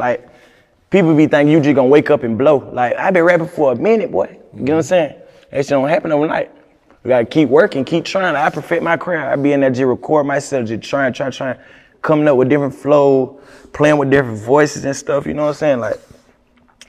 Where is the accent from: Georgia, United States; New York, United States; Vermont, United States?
Georgia, United States; Augusta; moved away as an adult; now in Atlanta, United States; I'm from Augusta. They call it a country, bro. Country boy.